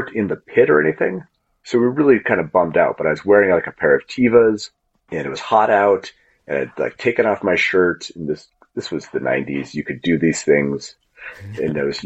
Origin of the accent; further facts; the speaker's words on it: Spokane, Washington, United States; when I was growing up in Spokane